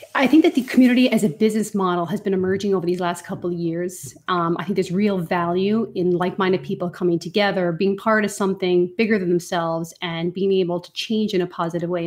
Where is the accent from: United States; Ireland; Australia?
Ireland; accent: Irish; I definitely go, go rogue in my Irish accent when I'm with a fellow Irish person